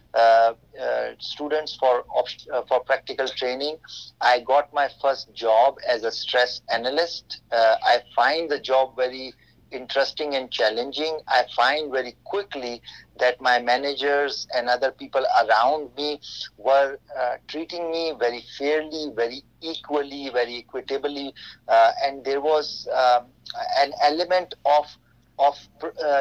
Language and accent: English; Pakistan; moved away as an adult; now in United States; my home country, Pakistan.